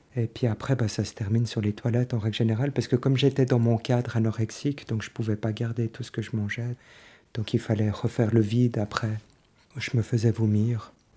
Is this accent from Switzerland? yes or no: yes; Lausanne, Vaud, Switzerland; j'ai 48 ans, euh, je viens de Lausanne.